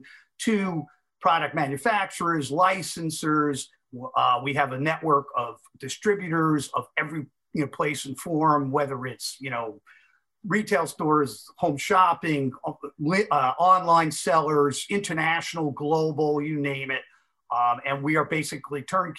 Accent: Massapequa Park, New York, United States; I'm from Massapequa Park

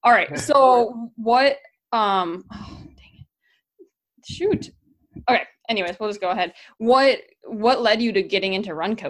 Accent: near the Chicago western suburbs, Illinois, United States; I'm from kind of nearby

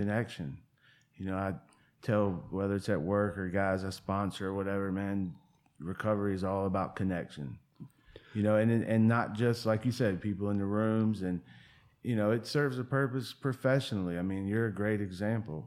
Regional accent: Portsmouth, Virginia, United States; moved away as an adult; now in Asheville, United States; I tell everybody in Asheville I'm from Virginia Beach because I grew up in a town called Portsmouth

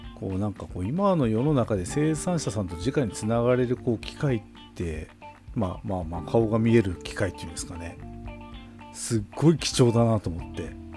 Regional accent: Tokachi, Hokkaido, Japan; 僕らのあの地元の北海道十勝

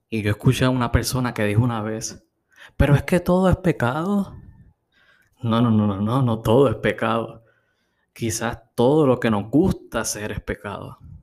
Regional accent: Puerto Rico; En Puerto Rico tenemos la peculiaridad

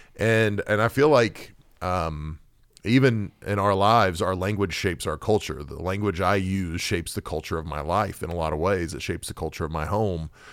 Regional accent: Oklahoma, United States; I grew up in Oklahoma

